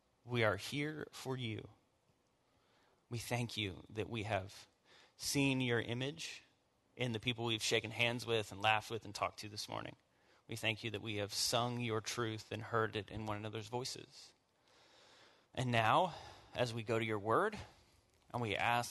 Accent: the South, United States; I am born and raised in the South, as hillbilly as it gets

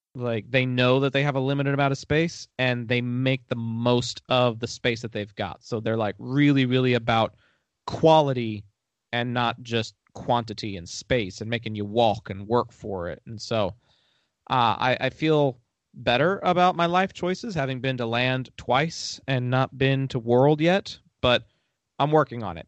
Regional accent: Texas, United States; I'm from Texas

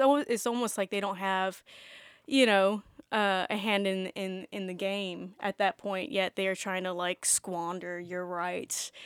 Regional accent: the South, United States; being born and raised in the South

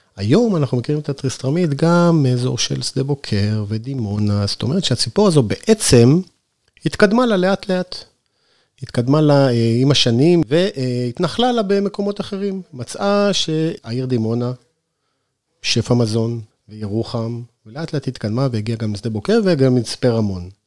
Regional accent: Northern Israel, Israel; now in Sde Boker, Israel; אני לא נולדתי במדבר, אני נולדתי בצפון בכלל

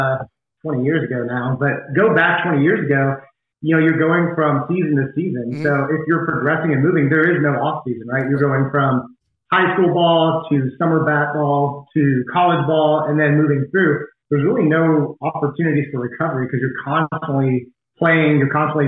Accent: Nashville, Tennessee, United States; played baseball growing up in Nashville, Tennessee, which is where I'm from, kind of raised there

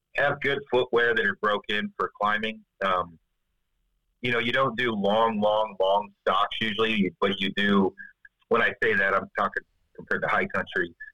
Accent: Chattanooga, Tennessee, United States; Chattanooga, Tennessee

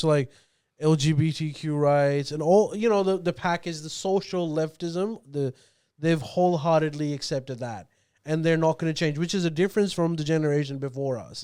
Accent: Australia; I'm Pakistani Australian.

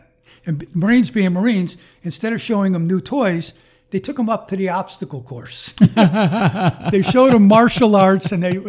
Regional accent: Connecticut, United States; also born or lived in Washington, D.C.; I come from Connecticut.

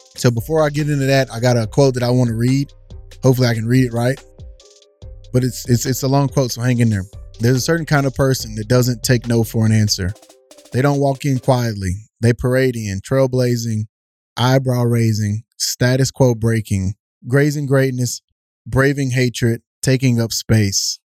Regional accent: East Texas, United States; growing up in East Texas

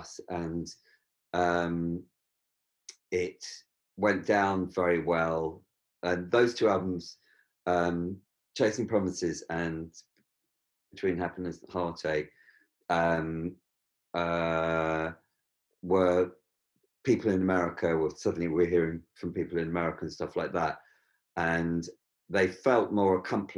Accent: London, United Kingdom; as a Londoner

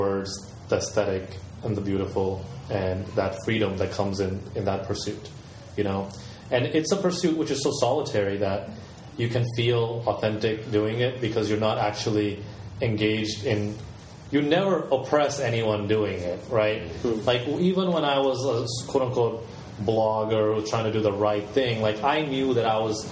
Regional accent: the American South, United States; moved away; some of my life I grew up in the American South

